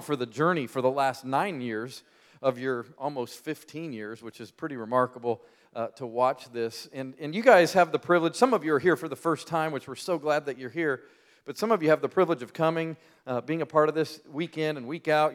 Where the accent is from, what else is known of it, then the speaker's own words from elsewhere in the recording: Colorado, United States; moved away as an adult; now in Birmingham, United States; I'm from the Rocky Mountains